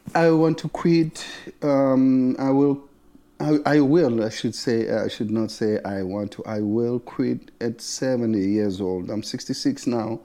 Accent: South Africa; moved away as an adult; now in United States; I was born in South Africa, I would say thirty-three years ago. I left South Africa and I come here another thirty-three years

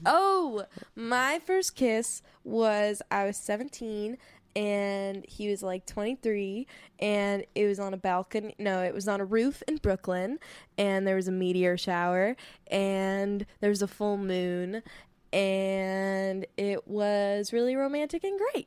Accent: California, United States; my lived experience of being a Californian

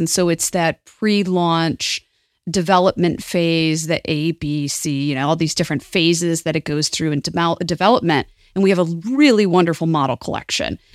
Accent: southeastern Michigan, United States; also born or lived in Toledo, Ohio; I grew up in southeastern Michigan, which was on the border with Toledo. In fact, I was born in Toledo, Ohio

